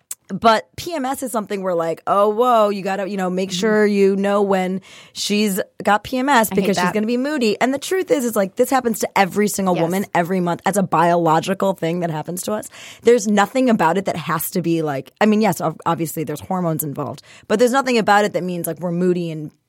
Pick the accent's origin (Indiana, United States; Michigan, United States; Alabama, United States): Michigan, United States; also born or lived in India; So I was actually born in India, but I moved here when I was one. So I'm effectively born and raised in Michigan.